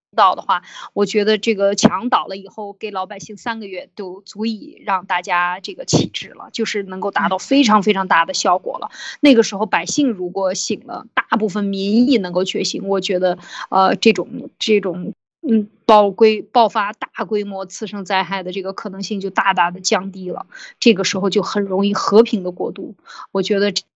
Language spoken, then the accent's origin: Chinese; China; 我们中国人